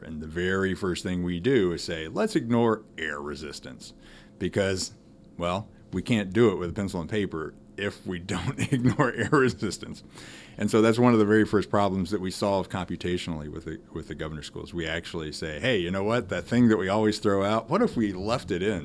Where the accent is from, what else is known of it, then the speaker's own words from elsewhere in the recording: Texas, United States; moved away; I'm from Texas